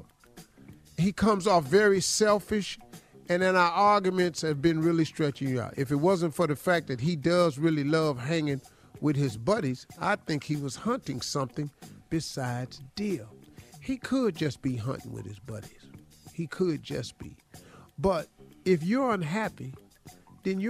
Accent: Cleveland, Ohio, United States; I'm from Cleveland. We've been down since 64

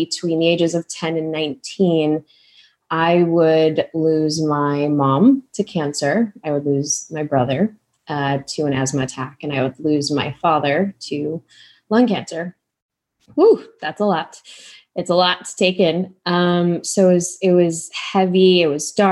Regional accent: Chicago, Illinois, United States; born and raised in Chicago, I know you're Midwest too, to immigrant parents

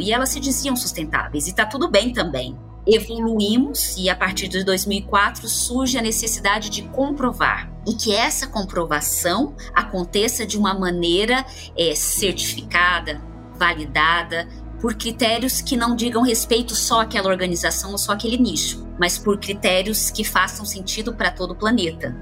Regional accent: interior of Paraná, Brazil; moved away; Eu venho do interior do Paraná e lá é muito forte o cooperativismo ainda que estivesse numa cidade rodeada de cooperativas

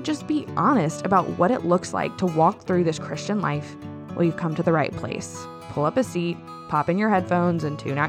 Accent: New Orleans, Louisiana, United States; I'm from New Orleans

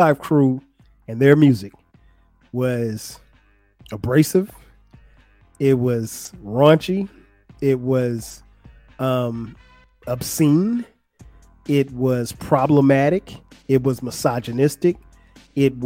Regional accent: Florence, South Carolina, United States; the way we grew up in Florence, South Carolina

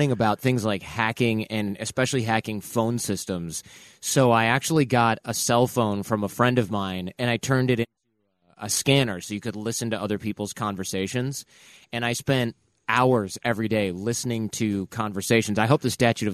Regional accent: Detroit, Michigan, United States; I lived in Detroit. I'm from Detroit

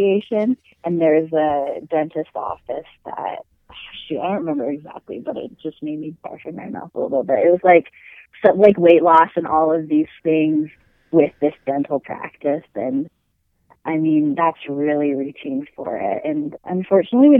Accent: Washington, United States; now in Utah, United States; I live in Utah, and I grew up in Washington

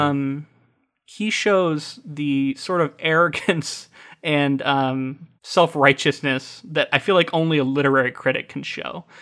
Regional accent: United States; as an American

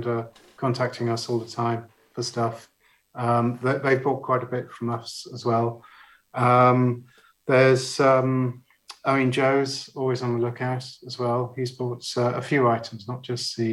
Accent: Barnstaple, South West England, United Kingdom; moved away; also born or lived in Leicester; where I grew up in Barnstaple

